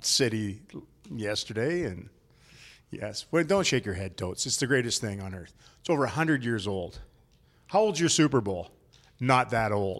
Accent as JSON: {"language": "English", "country": "Canada", "said": "as a Canadian"}